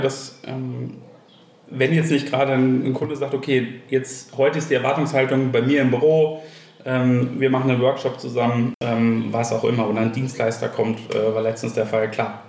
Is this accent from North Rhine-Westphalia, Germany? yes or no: yes; Enger, North Rhine-Westphalia, Germany; ich bin gebürtiger Ostwestfale, äh, bin in äh, Enger äh, bei Bielefeld aufgewachsen